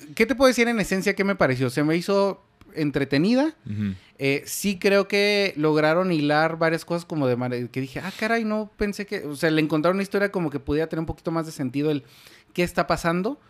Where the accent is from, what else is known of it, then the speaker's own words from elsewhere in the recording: Mexico; como una mexicano normal